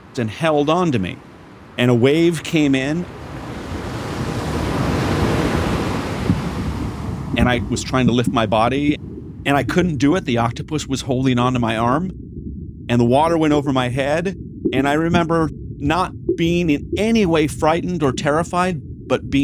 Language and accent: English; Newport Beach, California, United States; now in Los Angeles, United States; I grew up in part in Corona del Mar in Newport Beach.